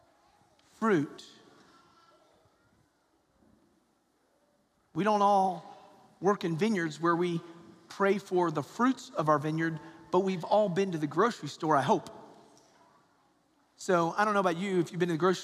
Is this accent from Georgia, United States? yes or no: yes; Georgia, United States; I'm a Georgia boy, so I'm from the South, and I'm from Georgia